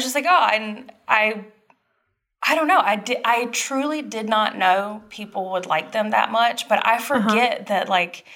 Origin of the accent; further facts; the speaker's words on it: Dublin, Georgia, United States; moved away; I'm from Dublin, Georgia. It's a couple hours south. It's like smack dab in middle Georgia.